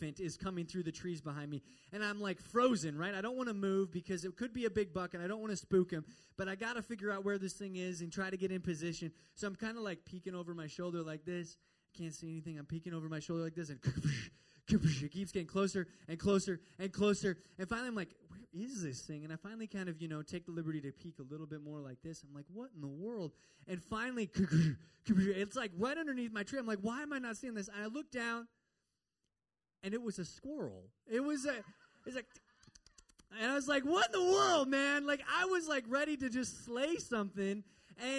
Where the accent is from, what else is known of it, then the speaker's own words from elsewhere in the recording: Midwest, United States; moved away; also born or lived in Minnesota; I'm from the Midwest